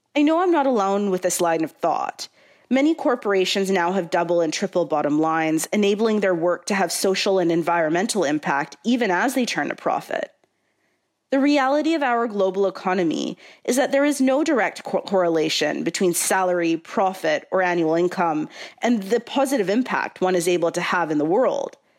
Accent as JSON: {"language": "English", "country": "Canada", "tie": "born or raised there", "said": "a Canadian-born South Asian Ismaili Muslim with three generations before me from Tanzania"}